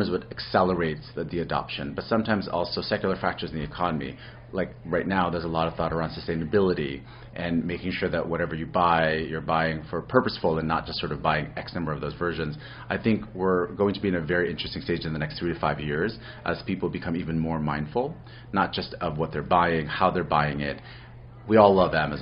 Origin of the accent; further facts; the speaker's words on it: New York City, New York, United States; I'm originally from New York City